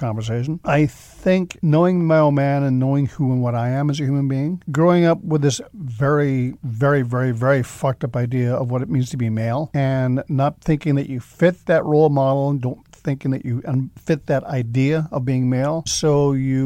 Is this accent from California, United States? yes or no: yes; San Jose, California, United States; moved away; also born or lived in Ireland / Mountain View, California; I was born actually in the east side of San Jose